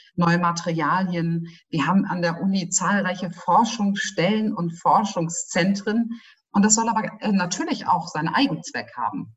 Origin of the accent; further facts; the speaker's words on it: Northern Germany, Germany; now in Bayreuth, Germany; ich komme ja selber aus Norddeutschland und ich bin ja schon seit vielen Jahren auch Wahlbereuterin